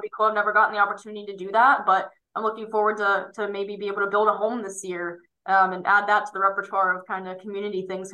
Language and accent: English; State College, Pennsylvania, United States; my hometown around um, State College, Pennsylvania